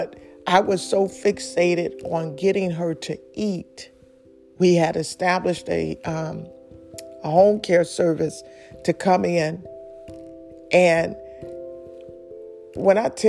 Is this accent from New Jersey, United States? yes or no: no; Detroit, Michigan, United States; I'm from Detroit City